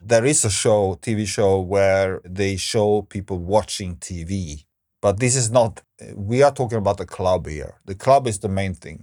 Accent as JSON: {"language": "English", "town": "Stockholm", "region": "Stockholm County", "country": "Sweden", "said": "Stockholm, where I'm from"}